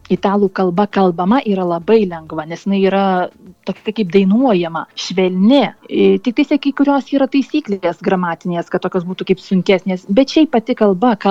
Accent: Lithuania; now in Italy; aš esu lietuvė

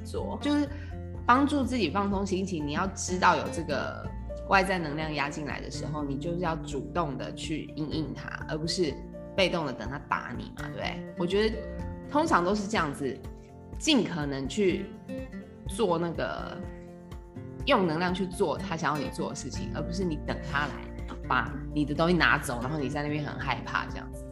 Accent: Taiwan; 我们台湾人

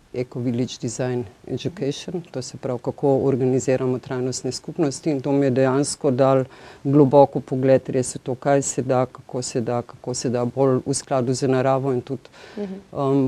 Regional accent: Ljubljana, Slovenia; Ljubljančanka sem

